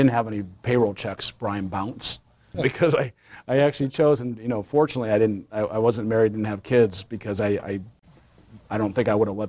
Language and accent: English; Nebraska, United States; born and raised in Nebraska